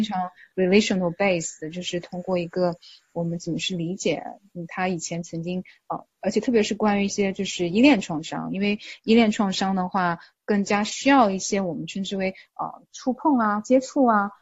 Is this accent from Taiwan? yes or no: no; China; also born or lived in Texas, United States; now in United States; 我们中国人